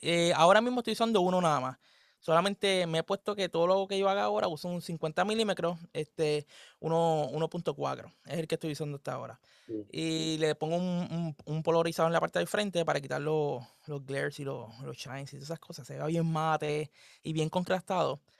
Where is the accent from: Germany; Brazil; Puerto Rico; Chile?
Puerto Rico; somos de Puerto Rico